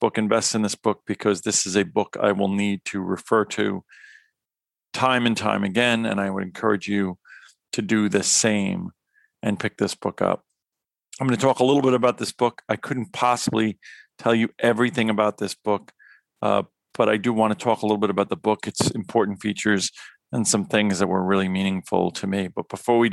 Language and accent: English; New York, United States; in addition to being a New Yorker like myself